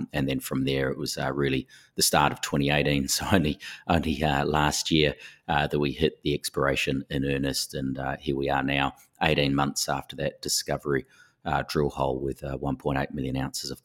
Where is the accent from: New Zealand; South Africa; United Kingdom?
New Zealand; moved away as an adult; now in Perth, Australia; as you can tell from the accent, I am from New Zealand. I studied at Canterbury University and did an honours degree over there